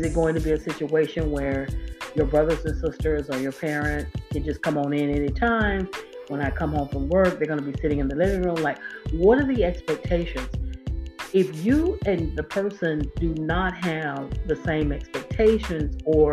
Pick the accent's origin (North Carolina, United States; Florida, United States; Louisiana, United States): Florida, United States; now in Georgia, United States; I live in Georgia, I'm from Florida. I know how to get home. I know how to get to my hometown